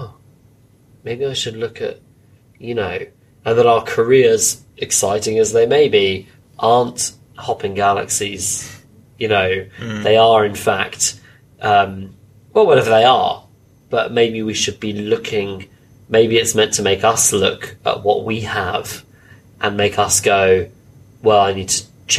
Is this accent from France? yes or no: no; United Kingdom; as British people